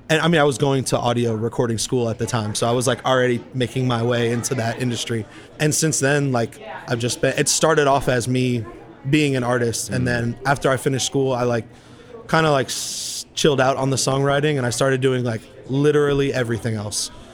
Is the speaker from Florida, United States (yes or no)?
yes; Tampa, Florida, United States; moved away as an adult; now in Austin, United States; I grew up in Tampa, so like I kind of got I wouldn't say sick of it, but I was like you know, it's been almost 30 years I've been living in the same city.